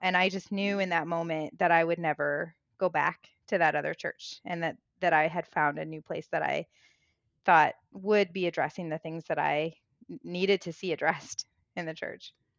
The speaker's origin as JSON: {"language": "English", "town": "Springfield", "region": "Illinois", "country": "United States", "tie": "born or raised there", "also_born_or_lived": "Chicago", "said": "I grew up in the Midwest, I grew up in Illinois, Springfield, Illinois, land of Lincoln"}